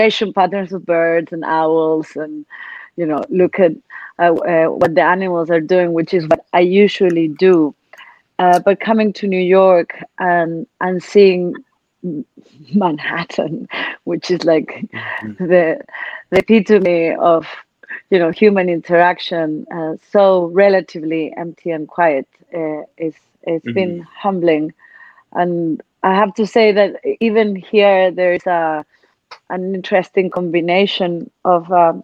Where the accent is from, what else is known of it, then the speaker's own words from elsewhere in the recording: Chile; I am from Chile, and I was in Chile until very recently